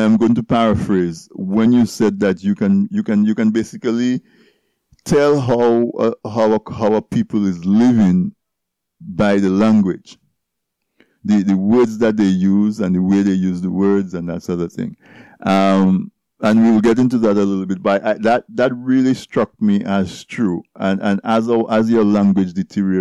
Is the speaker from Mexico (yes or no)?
no; Castle Bruce, Saint David Parish, Dominica; I'm from Castle Bruce.